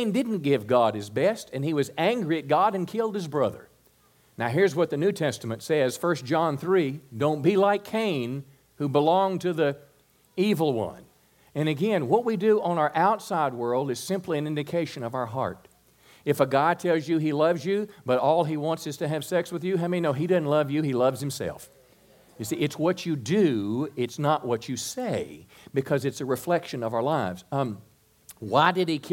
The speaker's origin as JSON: {"language": "English", "country": "United States", "said": "particularly as an American Christian"}